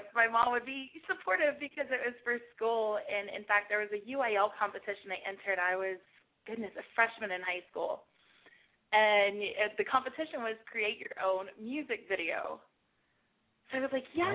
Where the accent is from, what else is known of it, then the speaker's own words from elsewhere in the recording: Aransas Pass, Texas, United States; I was born in Aransas Pass, Texas